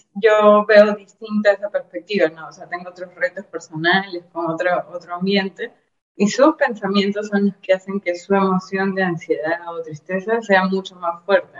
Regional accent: Peru; yo soy peruana, estoy en Lima, que es la capital

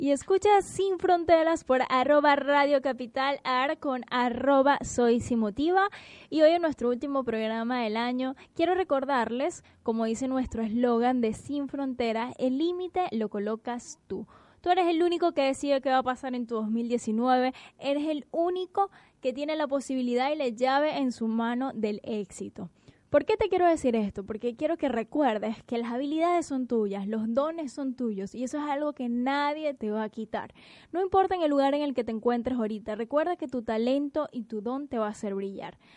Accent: Venezuela; moved away as an adult; now in Buenos Aires, Argentina; hablo como venezolano emigrante

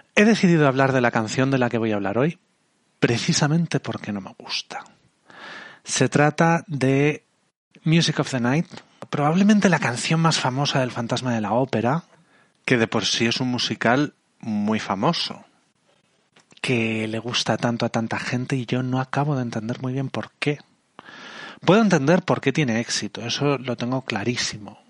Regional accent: Spain; de España

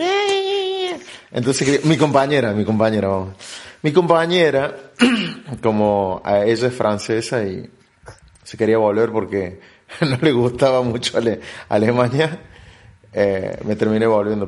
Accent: Argentina; moved away as an adult; also born or lived in Berlin; de donde yo vengo, de Argentina

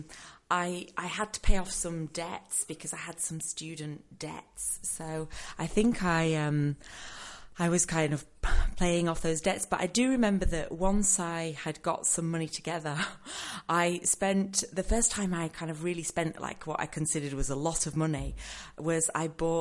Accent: Yorkshire and the Humber, United Kingdom; I am from Yorkshire, and traditionally, that part of England, people say that we are tight-fisted.

